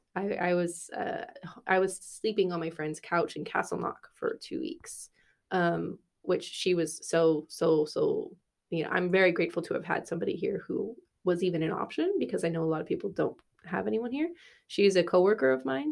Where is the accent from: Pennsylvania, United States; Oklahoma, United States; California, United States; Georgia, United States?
California, United States; moved away as an adult; also born or lived in Berkeley; now in Dublin, Ireland; I'm from California